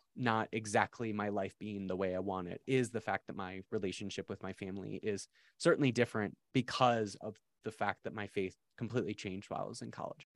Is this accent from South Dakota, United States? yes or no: yes; South Dakota, United States; I grew up in South Dakota